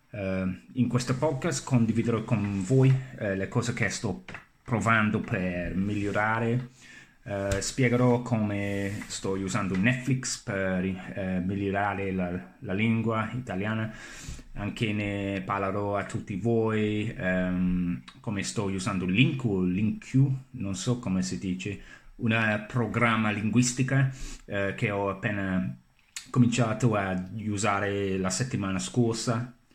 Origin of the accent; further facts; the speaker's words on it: England, United Kingdom; Italian is a second language; sono inglese e sto imparando la lingua italiana da circa 4 eh, anni